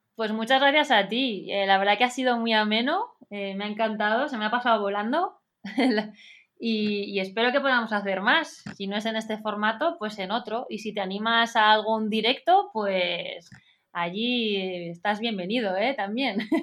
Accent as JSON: {"language": "Spanish", "town": "Pamplona", "region": "Navarre", "country": "Spain", "also_born_or_lived": "San Diego, United States", "moved": "as an adult", "lives_now": "Madrid, Spain", "said": "Yo voy a hablar de mi tierra también"}